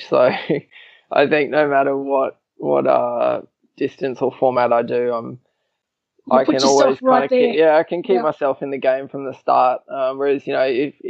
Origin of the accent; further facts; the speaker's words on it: Australia; I'm technically a bit of a Kiwi too, even though I was born in Australia